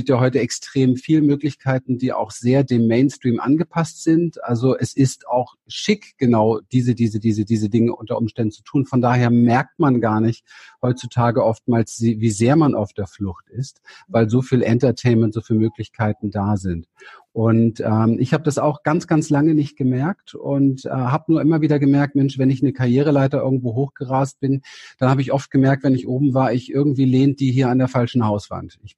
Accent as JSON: {"language": "German", "region": "Berlin", "country": "Germany", "tie": "born or raised there", "said": "Ich bin in Berlin aufgewachsen, habe eine sehr, sehr traumatische Kindheit gehabt."}